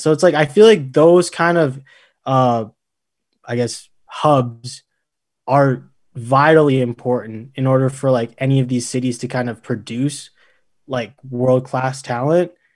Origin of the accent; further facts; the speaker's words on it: Alberta, Canada; growing up in Alberta